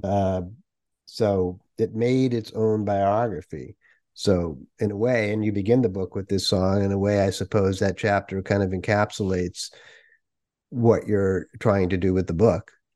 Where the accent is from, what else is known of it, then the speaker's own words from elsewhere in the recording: Worcester, Massachusetts, United States; I grew up in New England